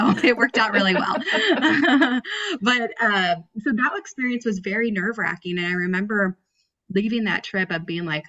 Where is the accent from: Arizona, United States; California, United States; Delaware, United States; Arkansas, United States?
California, United States; San Diego; I'm from San Diego